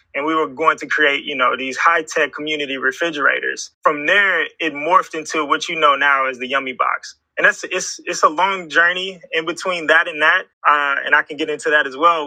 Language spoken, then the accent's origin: English; Houston, Texas, United States; the beautiful city of Houston, Texas, man. Uh, I grew up here